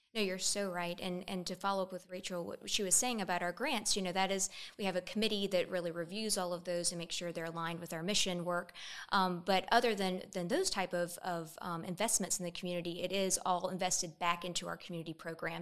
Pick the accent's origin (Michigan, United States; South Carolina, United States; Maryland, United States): South Carolina, United States; Columbia; also born or lived in Durham, North Carolina; I'm from Columbia, grew up here